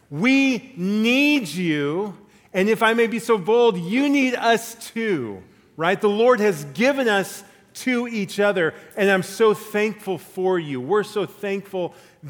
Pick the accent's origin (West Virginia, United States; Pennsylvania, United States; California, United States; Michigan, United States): California, United States; La Mirada; When I was in fourth grade, I rode my bike to the La Mirada Public Library in Southern California, where I'm from